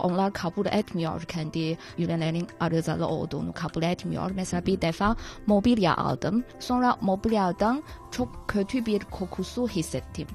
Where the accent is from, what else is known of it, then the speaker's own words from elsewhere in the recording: China; Turkish is a second language; biz Çinliler